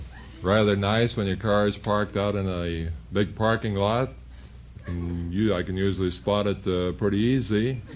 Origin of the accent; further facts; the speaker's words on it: Canon City, Colorado, United States; also born or lived in West Bridgewater, Pennsylvania; We moved to Canyon City, Colorado when I was about 3 years old. That's where I was raised.